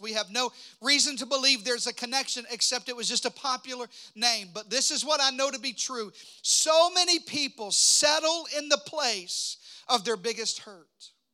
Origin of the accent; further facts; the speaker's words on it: Arkansas, United States; moved away; I'm from Arkansas